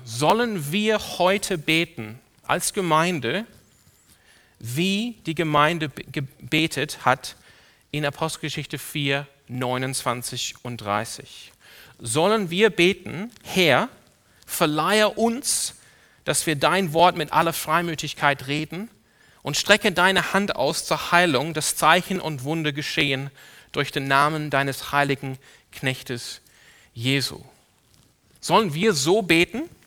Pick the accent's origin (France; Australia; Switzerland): Australia; Sydney, New South Wales; now in Germany; Ich bin aufgewachsen in einer Ortsgemeinde in Sydney, in Australien.